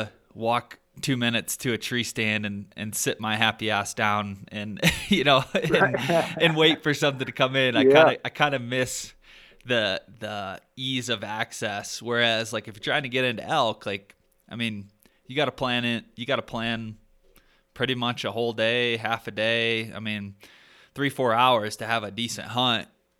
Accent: Michigan, United States; moved away; where I grew up in Michigan

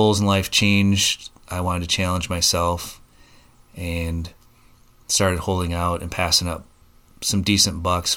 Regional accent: Oregon, Wisconsin, United States; I'm from the Oregon area, grew up here, went to high school, attended college at the UW, and worked for a company in Madison

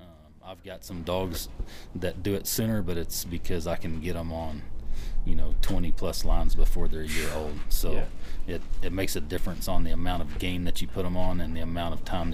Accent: West Texas, United States; I grew up ranching in West Texas, and I had my first horse when I was 3

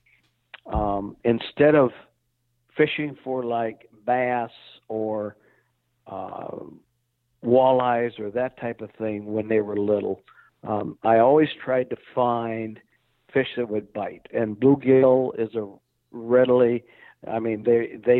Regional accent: South Dakota, United States; I grew up in South Dakota

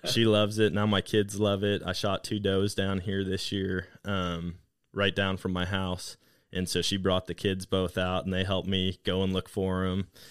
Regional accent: Wisconsin, United States; now in Missouri, United States; growing up in Wisconsin

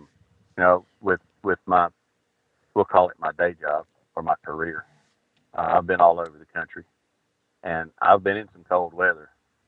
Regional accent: Georgia, United States; I'm from Georgia. If I wanted to live in the snow, if I'd go hunting in the snow, I'd want to move to Michigan or Indiana or something.

